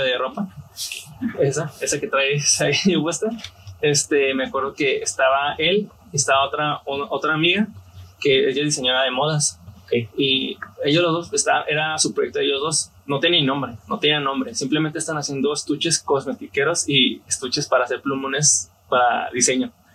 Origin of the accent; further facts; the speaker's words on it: Tijuana, Baja California, Mexico; soy aquí de Tijuana. Eh, mi familia es de Guadalajara, pero soy aquí originario de Tijuana